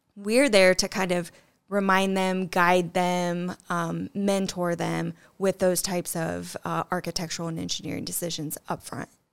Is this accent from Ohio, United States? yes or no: yes; Middle Point, Ohio, United States; Middle Point, Ohio, I think population, I don't know, maybe 300 at best. So, yeah, grew up on a farm right outside of Middle Point